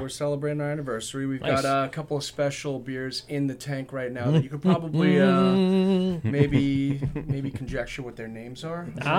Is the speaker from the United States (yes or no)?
yes; Northport, New York, United States; So I was living in Northport at the time. I still do live in Northport. And that's you know, that was like my hometown and just such a beautiful place.